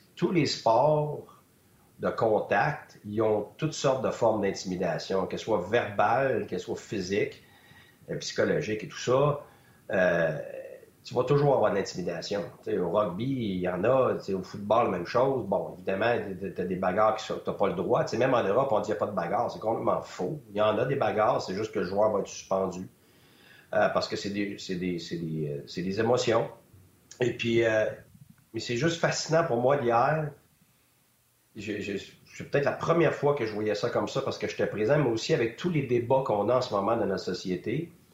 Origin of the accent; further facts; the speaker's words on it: Quebec, Canada; moi ou un autre Québécois